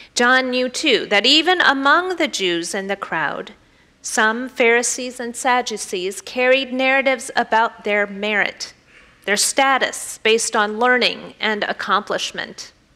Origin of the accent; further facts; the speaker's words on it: the Bible Belt, United States; I grew up in the Bible Belt